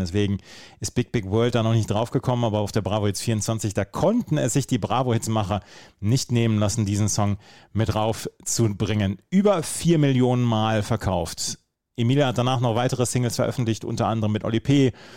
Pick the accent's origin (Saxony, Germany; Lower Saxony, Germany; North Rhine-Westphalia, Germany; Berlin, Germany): North Rhine-Westphalia, Germany; Bad Oeynhausen; born or raised there